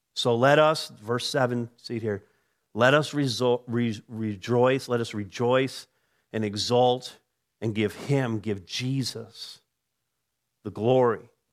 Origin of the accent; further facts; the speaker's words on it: Canada; I'm a Canadian by birth